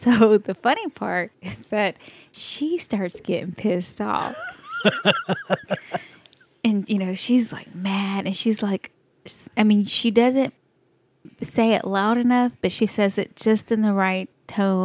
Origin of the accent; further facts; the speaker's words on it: Texas, United States; accent: Texas; This is my Texas accent. I can't help it that we were brought up like that.